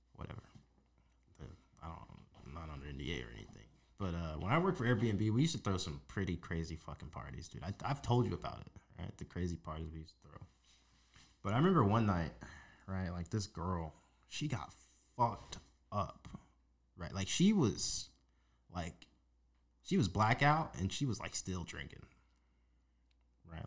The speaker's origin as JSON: {"language": "English", "town": "Las Vegas", "region": "Nevada", "country": "United States", "tie": "born or raised there", "said": "a teenager growing up in Las Vegas, like into my early twenties"}